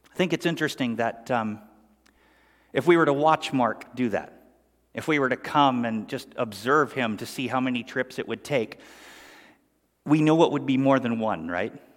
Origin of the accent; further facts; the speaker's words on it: Sundridge, Ontario, Canada; we grew up in Sundridge, Ontario, Canada